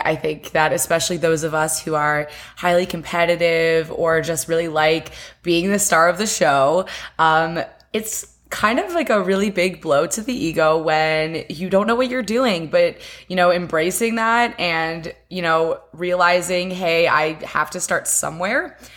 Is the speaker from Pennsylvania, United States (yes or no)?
yes; West Chester, Pennsylvania, United States; now in Miami, United States; I live in Miami, Florida, and I am from Westchester, Pennsylvania